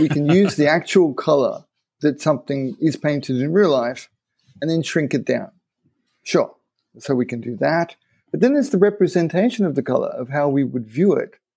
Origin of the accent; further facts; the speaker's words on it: Japan; growing up in Japan